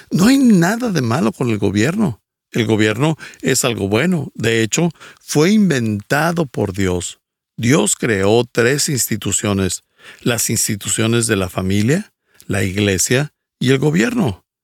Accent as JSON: {"language": "Spanish", "town": "Quito", "region": "Pichincha", "country": "Ecuador", "tie": "born there", "said": "Nací en Quito, Ecuador, dentro de una familia disfuncional y alcohólica."}